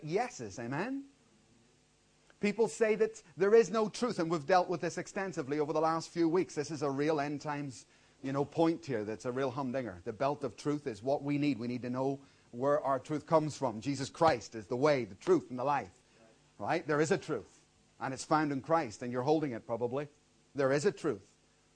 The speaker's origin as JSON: {"language": "English", "town": "Belfast", "region": "Northern Ireland", "country": "United Kingdom", "tie": "born or raised there", "moved": "yes", "said": "I grew up in Belfast, and that was one lawless city"}